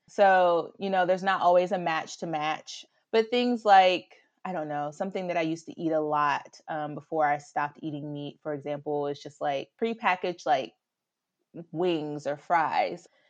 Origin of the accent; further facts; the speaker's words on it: the South, United States; accent: Southern drawl; moved away as an adult; now in Chicago, United States; I'm originally from the South